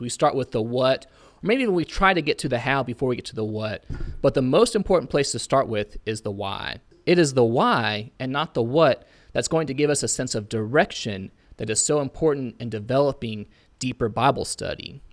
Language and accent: English; Auburn, Indiana, United States; I'm originally from Auburn, Indiana